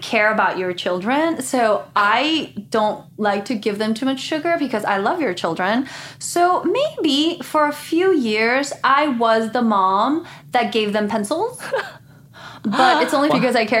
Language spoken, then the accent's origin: English; Guatemala; now in United States; I grew up in Guatemala in a Christian family.